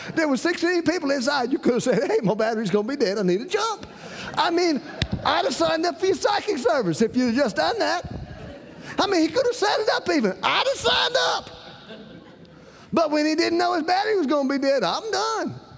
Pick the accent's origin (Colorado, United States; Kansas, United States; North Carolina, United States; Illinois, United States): North Carolina, United States; Rocky Mount; I'm from Rocky Mountain, North Carolina.